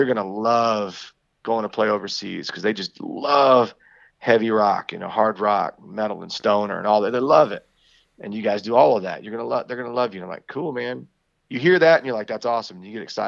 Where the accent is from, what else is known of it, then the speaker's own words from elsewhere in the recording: Texas, United States; we're a band from Texas